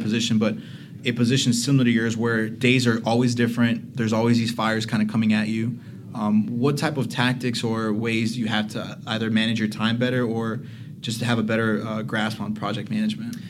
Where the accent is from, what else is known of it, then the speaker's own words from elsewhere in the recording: Miami, Florida, United States; I'm from Miami, obviously